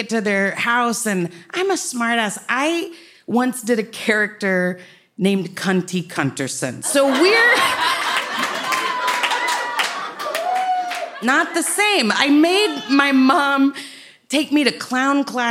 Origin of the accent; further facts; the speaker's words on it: Dallas, Texas, United States; also born or lived in Austin, Texas; I'm from Dallas